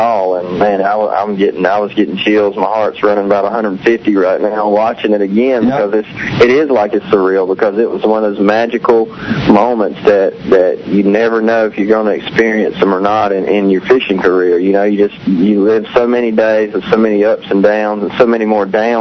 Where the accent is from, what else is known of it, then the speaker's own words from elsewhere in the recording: North Carolina, United States; I grew up on Lake Gaston and Bugs Island down there